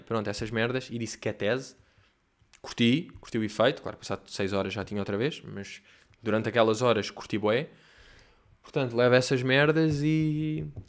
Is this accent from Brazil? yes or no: no; Portugal; eu sou português